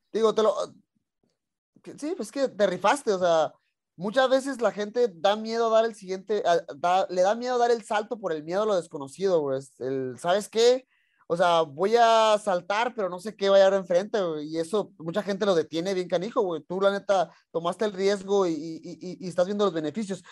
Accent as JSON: {"language": "Spanish", "town": "Tijuana", "region": "Baja California", "country": "Mexico", "said": "yo soy también de Tijuana"}